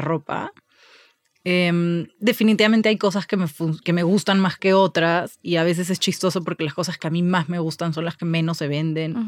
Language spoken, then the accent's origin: Spanish; Lima, Peru; moved away as an adult; also born or lived in Barcelona; now in Mexico; crecí toda la vida en, en Lima